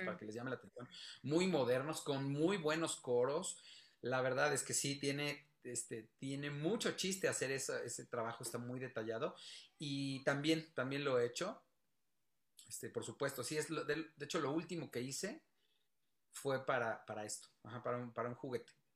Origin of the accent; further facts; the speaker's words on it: Mexico; en nuestro país